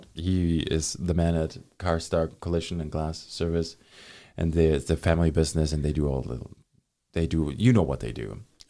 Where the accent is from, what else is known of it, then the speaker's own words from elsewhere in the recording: Germany; moved away; I'm from Germany